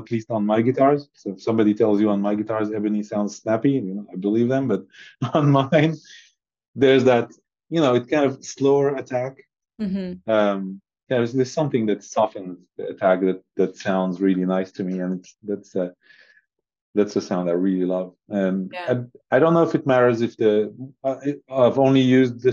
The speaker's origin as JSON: {"language": "English", "country": "Syria", "tie": "born or raised there", "moved": "yes", "lives_now": "Europe", "said": "I was born in Syria and been surrounded by olive trees"}